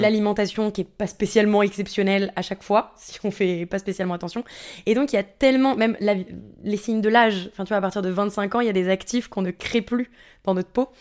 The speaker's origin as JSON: {"language": "French", "town": "Sucy-en-Brie", "region": "Île-de-France", "country": "France", "tie": "born or raised there", "also_born_or_lived": "Canada", "said": "J'ai grandi à suissy en henri dans le 94"}